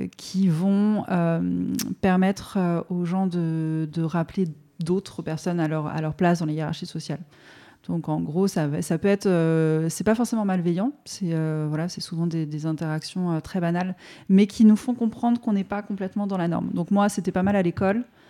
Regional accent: France; first language French; la langue française, bah, c'est du coup ma langue maternelle à proprement parler, puisque ma mère est du coup voilà, française

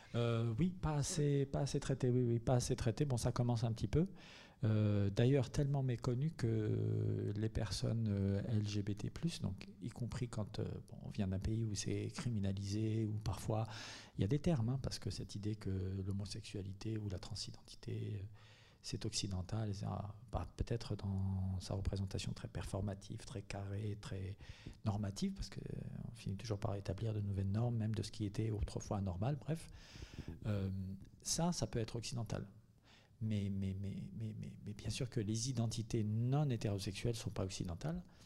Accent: Algeria; moved away as an adult; now in Marseille, France; je suis venu à Marseille il y a vingt-cinq ans, donc j'étais en Algérie, j'ai grandi en Algérie, j'y suis né en grande partie, euh, j'y ai grandi

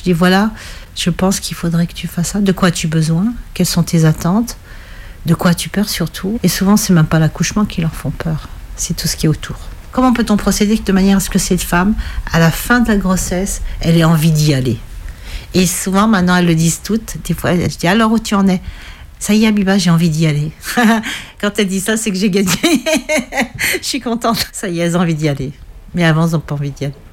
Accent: Algeria; now in France; J'ai tout perdu quand j'ai quitté l'Algérie et quand j'ai divorcé, j'ai l'impression d'avoir tout perdu.

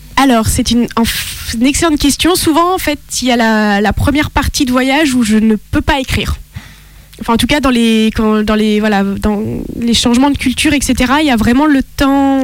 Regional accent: France; also born or lived in Italy / Lebanon; selon ma carte d'identité, je suis française mon cœur est italien

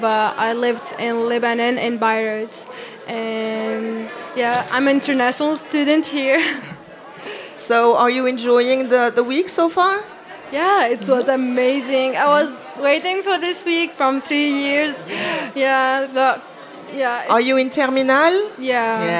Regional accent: Iași, Iași County, Romania; English is a second language; I'm from Romania, uh, from a city in the eastern part of Romania, which is called Iași.

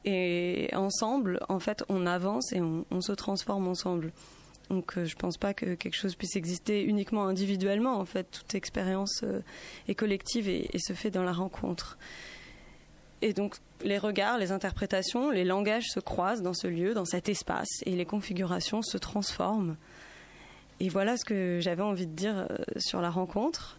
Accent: Paris, Île-de-France, France; moved away as an adult; now in Grenoble, France; je suis pas originaire de Grenoble, je suis originaire de Paris et accueillie dans cette ville depuis quelques années

